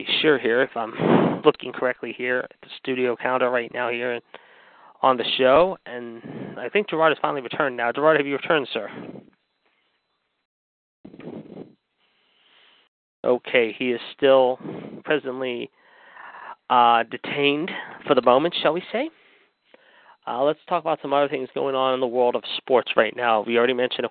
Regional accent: Pittsburgh, Pennsylvania, United States; my hometown team, the Pittsburgh Penguins

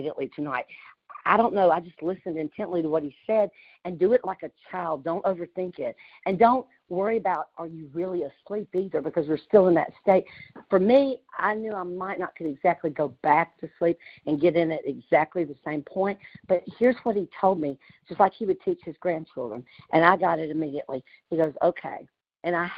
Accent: Louisiana, United States; accent: country; I was raised in Louisiana

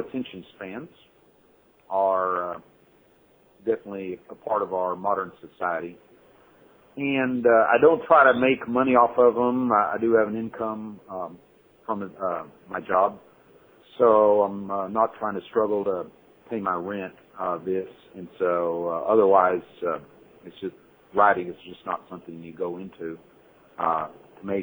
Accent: Fort Worth, Texas, United States; moved away as an adult; now in Hong Kong; I grew up in Cowtown, which is Fort Worth, Texas

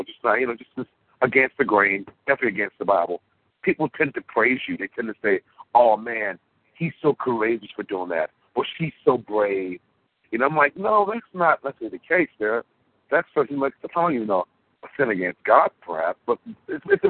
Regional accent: United States; In my country, the United States of America, where I was born, I'm American

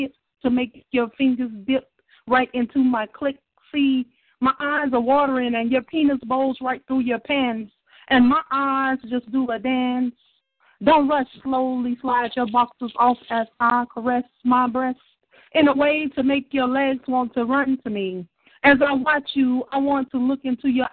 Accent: Shreveport, Louisiana, United States; I'm from Shreveport, Louisiana, the dirty, dirty south.

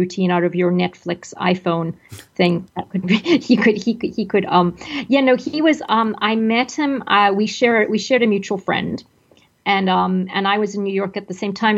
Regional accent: Zimbabwe; moved away; I grew up in Zimbabwe

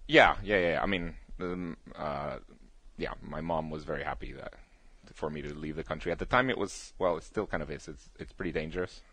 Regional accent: Guatemala; moved away; at the place in Guatemala, I was the only kid with a computer.

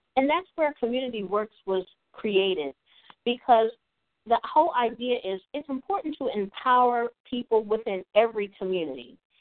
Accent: Eastern Shore of Maryland, United States; I'm also from the Eastern Shore of Maryland, and I remember growing up in an underserved area.

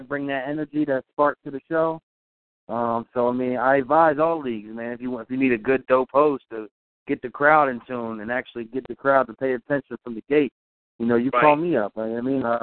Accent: Pine Hill, New Jersey, United States; also born or lived in Philadelphia, Pennsylvania; South Jersey, man. I was born in Philadelphia, but I've been in South Jersey most of my life. So I'm in Pine Hill

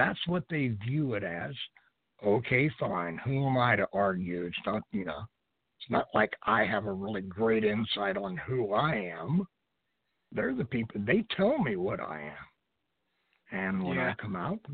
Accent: United States; I'm an American.

